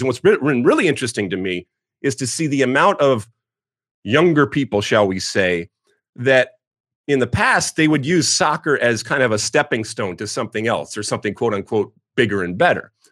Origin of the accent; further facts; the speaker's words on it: right outside of Detroit, Michigan, United States; moved away as an adult; I grew up in Michigan, right outside of uh, Detroit